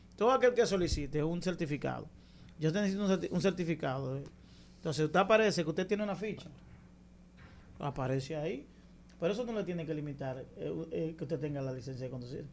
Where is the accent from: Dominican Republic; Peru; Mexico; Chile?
Dominican Republic; yo como dominicano